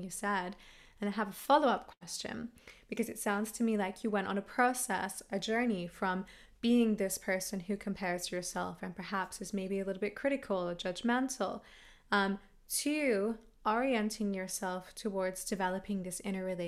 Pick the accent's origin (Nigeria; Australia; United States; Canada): Australia; I'm Australian